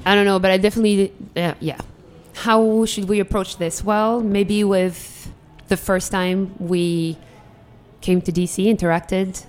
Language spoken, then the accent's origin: English; Algeria; English is a second language; also born or lived in Europe; now in Washington, D.C., United States; I'm from Algeria, North Africa. It's between Morocco and Tunisia.